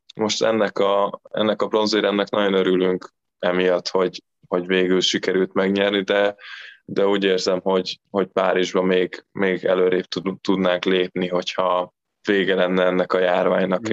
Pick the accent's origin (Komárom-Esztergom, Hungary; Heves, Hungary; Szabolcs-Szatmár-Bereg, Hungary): Heves, Hungary; Eger; moved away as an adult; now in Recco, Italy; ugye Egerbe születtem